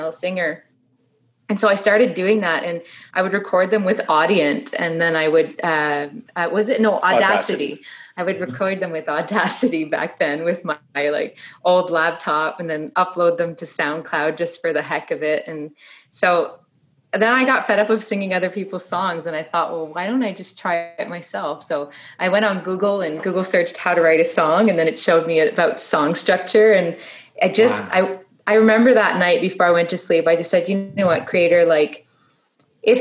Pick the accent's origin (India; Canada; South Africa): Canada; Ottawa, Ontario; Born and raised in Ottawa